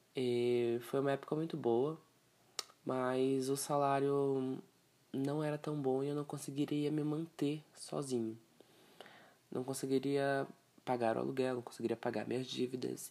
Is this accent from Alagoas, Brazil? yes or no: no; Castanhal, Pará, Brazil; also born or lived in Joinville, Santa Catarina; now in São Paulo, Brazil; eu sou natural do estado do Pará é, nasci lá, me criei lá, numa cidadezinha chamada Castanhal, Pará